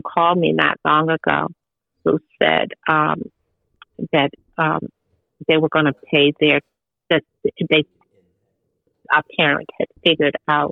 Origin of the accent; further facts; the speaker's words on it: Baltimore, Maryland, United States; when I was growing up in Baltimore City, I had the whole neighborhood